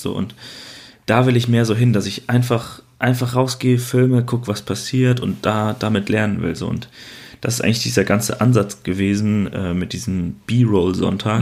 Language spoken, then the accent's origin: German; Waldbröl, North Rhine-Westphalia, Germany; in meiner Heimat ähm, gibt es quasi nichts, was spannend ist. Ne? Also im wunderschönen Waldbrüll